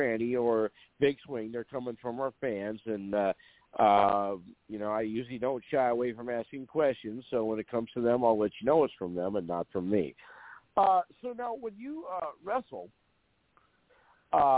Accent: North Dakota, United States; I'm from North Dakota

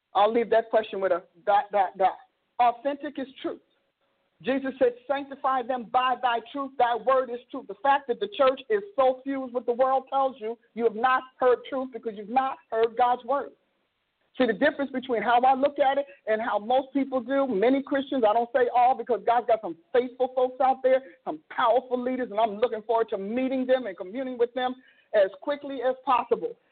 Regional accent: Newark, New Jersey, United States; now in Oklahoma, United States; I'm from Newark, New Jersey

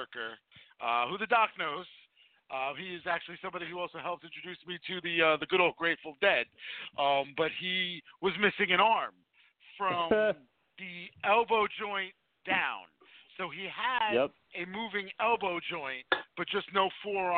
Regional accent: New Jersey, United States; we're from New Jersey

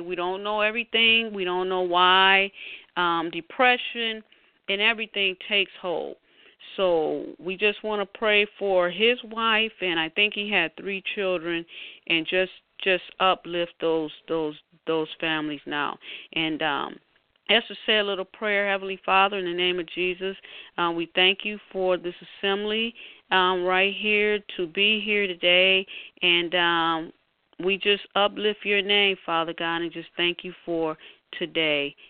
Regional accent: Detroit, Michigan, United States; here in my hometown, Detroit

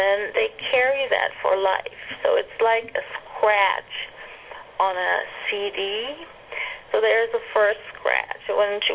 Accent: Germany; moved away; I grew up in Germany

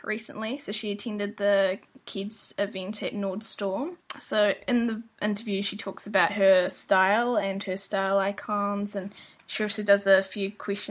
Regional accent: Christchurch, Canterbury, New Zealand; moved away as an adult; now in San Francisco, United States; I'm from Christchurch, which is in the South Island

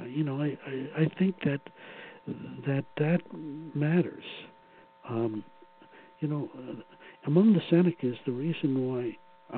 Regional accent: New York City, New York, United States; growing up in Brooklyn

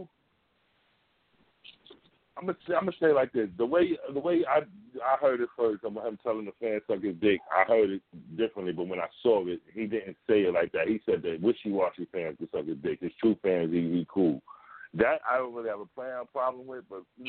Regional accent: New York, United States; I'm a New Yorker.

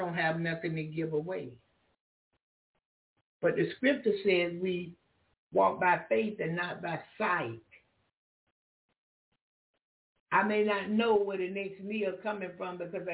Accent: Florida, United States; first language English; moved away; also born or lived in Alaska; I'm from Florida

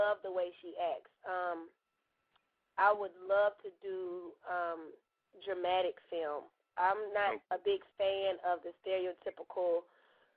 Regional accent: Atlanta, Georgia, United States; I'm straight from Atlanta

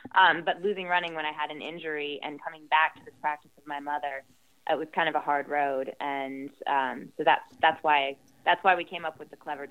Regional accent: Southern Ohio, United States; also born or lived in near London, United Kingdom; now in London, United Kingdom; I was growing up in Southern Ohio, very different political beliefs than most of the people around us.

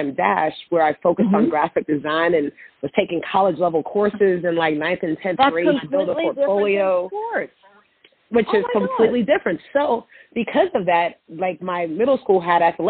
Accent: Miami, Florida, United States; I'm originally from Miami, Florida, and my mother is from Belize, or was from Belize, and my father's from Jamaica

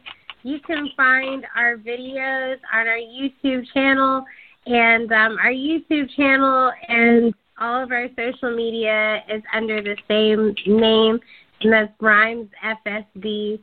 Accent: Bowie, Maryland, United States; Well, I grew up in Bowie.

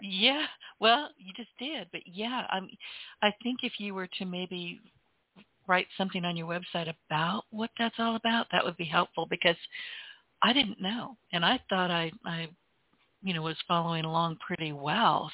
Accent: Louisiana, United States; I'm from Louisiana.

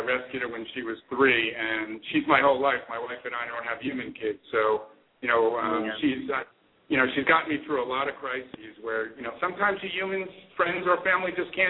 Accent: New York City, New York, United States; moved away as an adult; also born or lived in Long Island; I grew up in Bayside, Queens, and lived in Long Island.

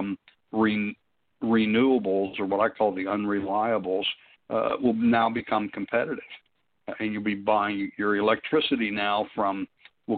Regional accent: Pennsylvania, United States; I'm from Pennsylvania

